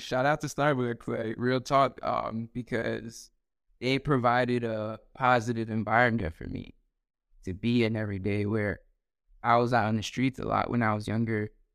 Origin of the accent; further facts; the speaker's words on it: New York City, New York, United States; also born or lived in Dominican Republic / New Jersey; now in North Carolina, United States; born in Queens, uh, grew up there, but then I moved actually to the Dominican Republic for, like, a few years to my grandparents